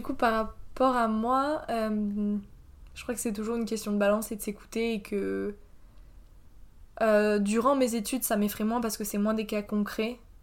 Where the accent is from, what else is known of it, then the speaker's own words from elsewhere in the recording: France; also born or lived in Poland; je suis une Française en Erasmus